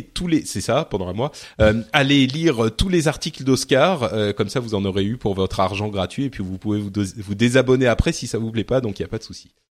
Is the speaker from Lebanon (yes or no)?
yes; Lebanon; moved away; je viens du Liban